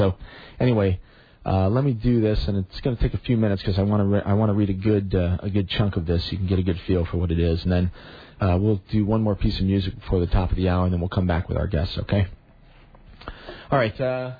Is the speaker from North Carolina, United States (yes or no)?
no; New York, United States; I'm the New Yorker mentioned above, the founder of paleopsychology.